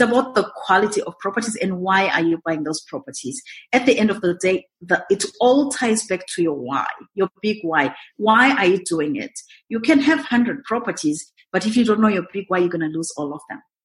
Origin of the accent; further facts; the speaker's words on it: Zimbabwe; moved away as an adult; also born or lived in Montreal, Canada / Kelowna, Canada; now in Canada; I'm originally from Zimbabwe. It's in southern Africa, right next to South Africa. Born and bred there